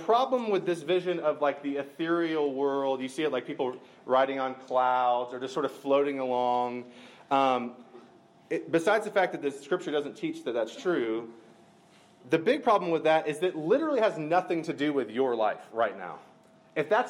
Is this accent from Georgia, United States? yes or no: yes; Macon, Georgia, United States; I grew up near Macon, Georgia